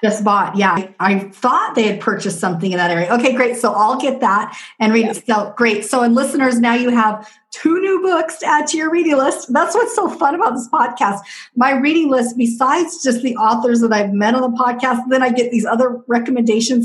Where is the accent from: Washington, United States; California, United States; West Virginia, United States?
Washington, United States; Southwest; I'm from Southwest Washington